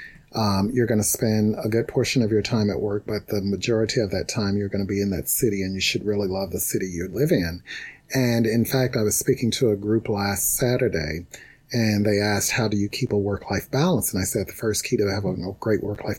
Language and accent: English; Mississippi, United States; moved away as an adult; also born or lived in Tennessee; now in Seattle, United States; I'm from Mississippi.